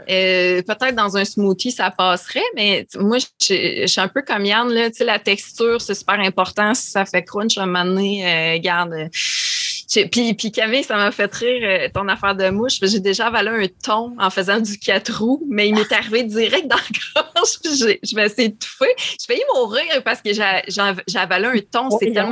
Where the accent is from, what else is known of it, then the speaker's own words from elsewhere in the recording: Abitibi, Quebec, Canada; Abitibi, nos parents nous envoyaient courir la bouche ouverte quand c'était le temps de souper.